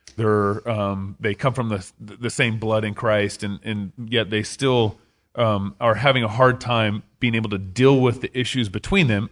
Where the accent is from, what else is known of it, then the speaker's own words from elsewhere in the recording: Texas, United States; I'm from Texas